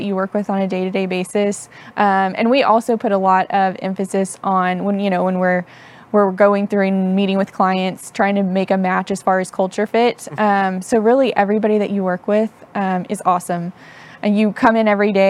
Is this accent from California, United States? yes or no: no; Tennessee, United States; also born or lived in Houston, Texas / Knoxville, Tennessee / Chattanooga, Tennessee; I was born in Houston, but grew up mainly in Tennessee. So part in Knoxville, Tennessee, part in Chattanooga. We traveled a lot for my dad's work